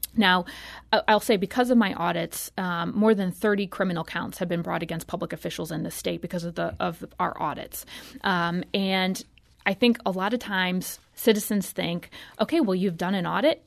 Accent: St. Louis, Missouri, United States; I'm from Saint Louis. I grew up here

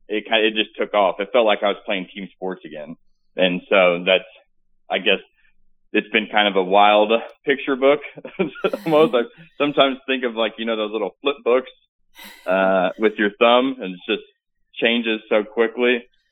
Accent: Farmington, Missouri, United States; I'm from Farmington, Missouri, raised up playing sports. My parents divorced when I was young, pretty decent upbringing. I fell in love with sports, a small town, big football town.

